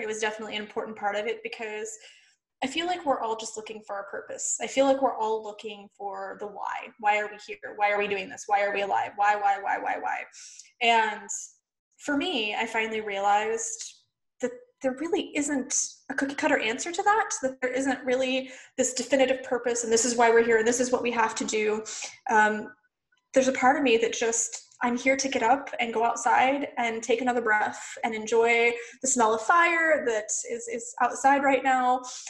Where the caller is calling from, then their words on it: Phoenix, Arizona, United States; I am in Phoenix, Arizona in the U.S.